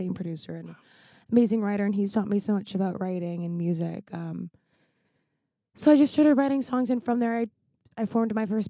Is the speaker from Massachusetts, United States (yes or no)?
no; Seattle, Washington, United States; also born or lived in Los Angeles, United States; I grew up partly in Seattle and partly in Los Angeles.